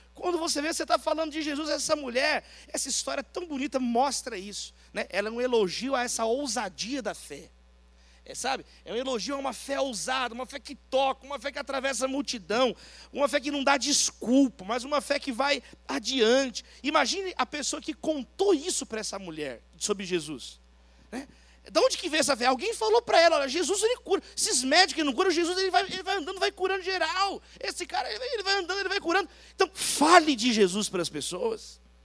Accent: São Paulo, Brazil; eu não, eu sou lá de São Paulo

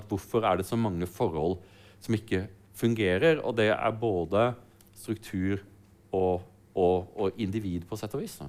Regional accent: Sørlandet, Norway; Jeg vokste opp på Sørlandet

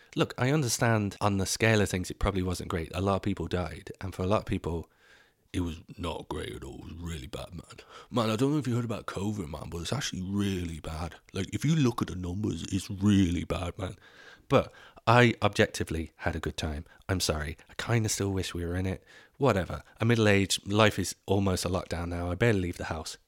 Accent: England, United Kingdom; moved away as an adult; now in Dublin, Ireland; I grew up in Ireland, uh, in, in England

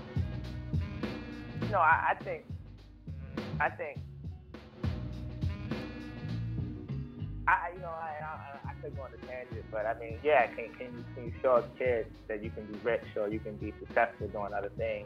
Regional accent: Baltimore, Maryland, United States; now in Cincinnati, United States; I grew up in Baltimore. I grew up around a very, very urban environment

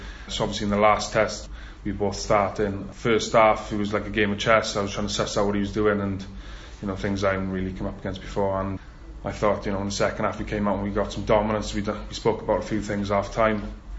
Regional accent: Carmarthen, Wales, United Kingdom; We're both from Carmarthen, same school, you know, same rugby club and everything

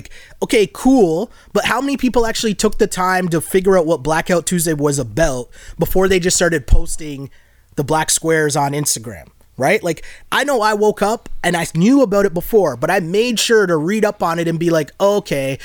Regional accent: Toronto, Ontario, Canada; growing up in Toronto

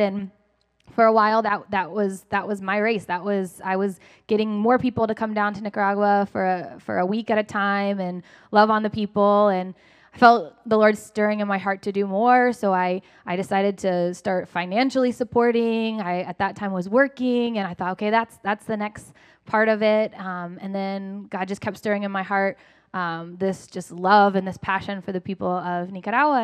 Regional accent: Lakeland, Florida, United States; moved away; I grew up here in Lakeland

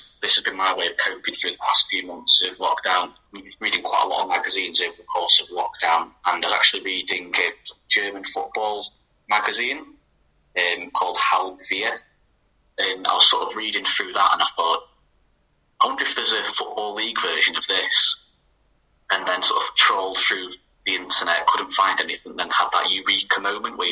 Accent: Chesterfield, East Midlands, United Kingdom; now in Manchester, United Kingdom; I'm originally from Chesterfield

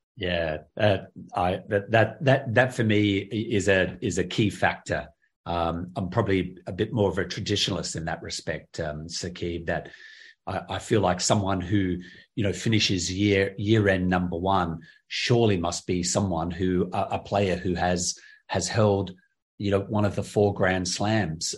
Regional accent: Adelaide, South Australia, Australia; my hometown in Adelaide

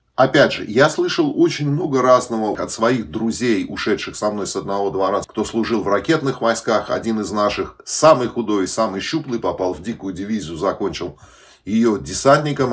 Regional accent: Uzbekistan; moved away; особенно выходцы из Узбекистана

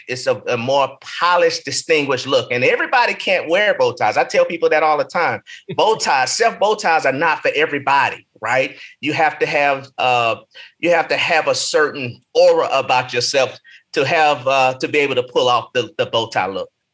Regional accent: Nashville, Tennessee, United States; moved away as an adult; also born or lived in Martin, Tennessee / Chicago, Illinois / Des Moines; now in Atlanta, United States; I grew up in Nashville, Tennessee

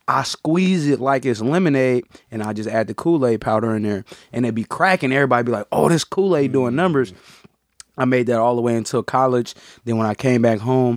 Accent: San Francisco, California, United States; Born and raised San Francisco, California

